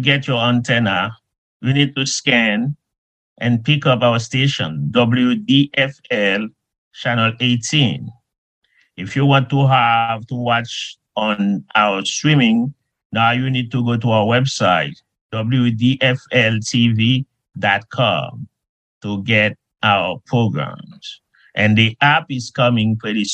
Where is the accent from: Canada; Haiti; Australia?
Haiti; moved away as an adult; now in United States; when I was a young kid growing up in Haiti